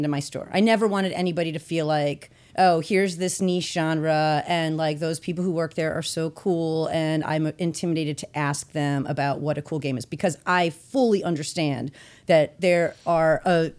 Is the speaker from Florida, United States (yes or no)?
no; Chicago, Illinois, United States; I grew up in Chicago